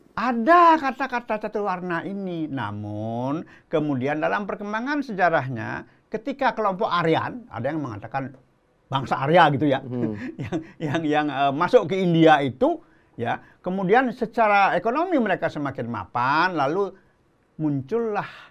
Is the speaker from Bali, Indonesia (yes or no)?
yes; Bali, Indonesia; moved away; also born or lived in Klungkung; saya asli Bali